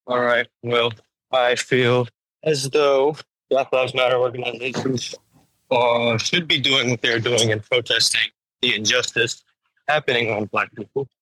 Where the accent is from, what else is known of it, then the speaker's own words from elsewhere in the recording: Las Vegas, Nevada, United States; moved away; also born or lived in Chicago, Illinois; I was born and raised in Las Vegas.